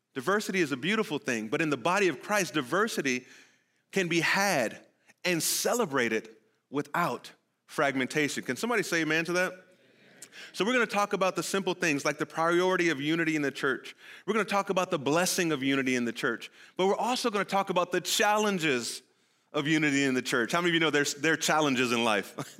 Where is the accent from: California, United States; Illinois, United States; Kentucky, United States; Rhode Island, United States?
California, United States; moved away; I'm from California